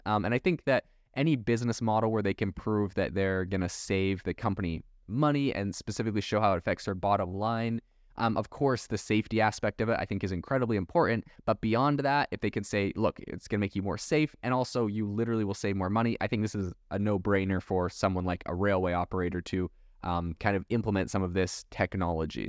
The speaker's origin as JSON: {"language": "English", "country": "Canada", "tie": "born or raised there", "also_born_or_lived": "Europe", "moved": "yes", "lives_now": "United States", "said": "I was raised in Canada"}